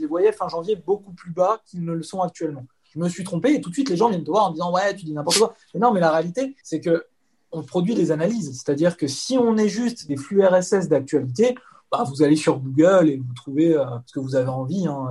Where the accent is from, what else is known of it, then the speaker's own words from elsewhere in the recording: Épinay-sur-Seine, Île-de-France, France; je suis né en France, hein, je suis né à Épinay-sur-Seine dans le 93, et mes parents sont des émigrés calabrais